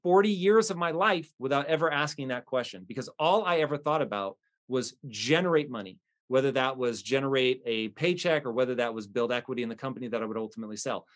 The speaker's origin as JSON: {"language": "English", "country": "United States", "said": "as an American"}